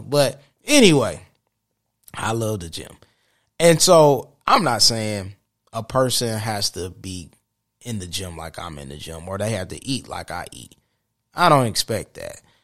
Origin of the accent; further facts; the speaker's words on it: Saginaw, Michigan, United States; Saginaw, where my hometown